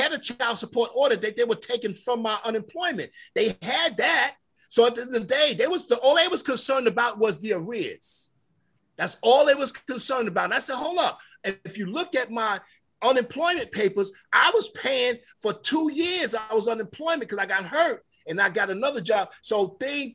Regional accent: New York, United States; moved away; I'm from New York

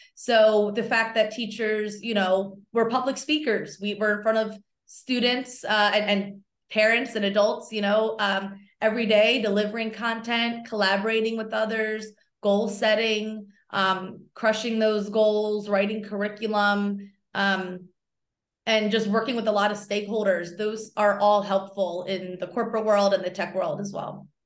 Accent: outside of Philadelphia, Pennsylvania, United States; I grew up outside of Philly, so, uh, everyone I went to school with rooted for the Eagles and the Phillies

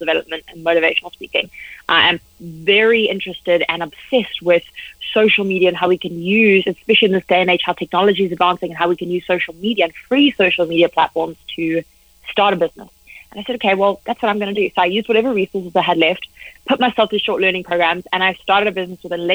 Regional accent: South Africa; I'm proudly South African

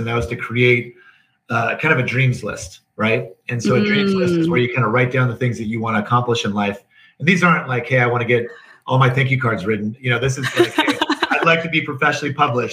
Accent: Northern California, United States; I was raised in Northern California

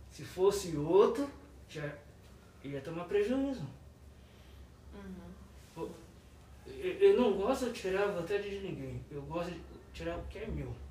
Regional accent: Resende, Rio de Janeiro, Brazil; Para quem não sabe, eu vim de Resende, do Rio de Janeiro.

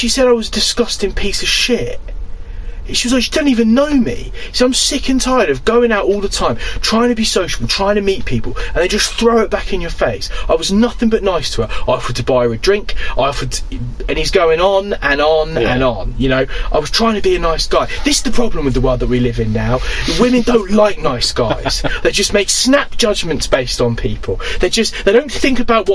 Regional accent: Gosport, South East England, United Kingdom; born or raised there; also born or lived in Drumchapel, Glasgow, Scotland

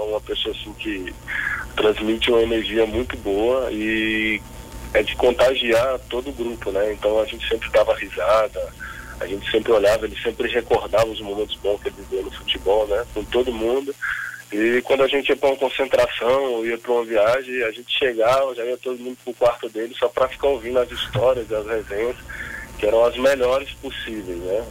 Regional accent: Brasília, Federal District, Brazil; moved away; eu sou de Brasília

